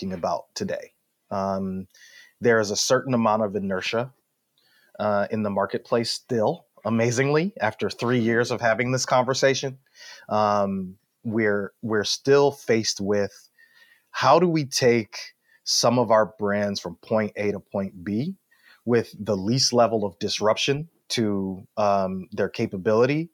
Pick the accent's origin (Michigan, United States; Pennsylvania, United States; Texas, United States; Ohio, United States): Michigan, United States; Detroit; I'm from Detroit